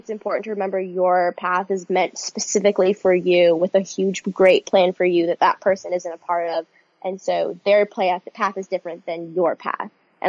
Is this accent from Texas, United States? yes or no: no; New York City, New York, United States; Yes, I'm from New York City.